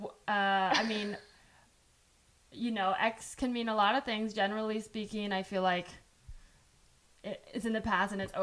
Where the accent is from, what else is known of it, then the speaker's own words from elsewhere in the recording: San Jose, California, United States; first language Chinese; English is a second language; English wasn't my first language, but I did grow up here